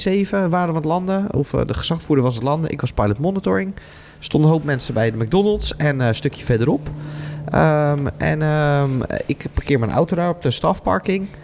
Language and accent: Dutch; Wijk bij Duurstede, Utrecht, Netherlands; van Wijk Beduursteden omgeving, waar ik ben opgegroeid